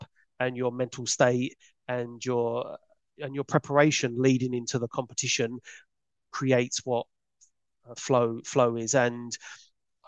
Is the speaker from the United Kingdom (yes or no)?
yes; London, United Kingdom; I was a kid from Peckham